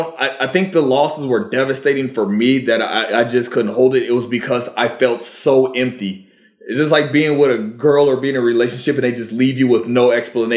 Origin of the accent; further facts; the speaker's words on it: Virginia, United States; growing up in Virginia